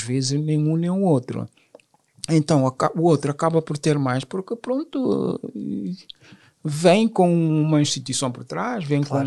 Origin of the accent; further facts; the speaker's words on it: Guinea-Bissau; now in France; Sou francês, sou guinense, sim, sou guinense e francês também, só porque já estou cá mais anos do que na própria, na, uhum. na própria Guiné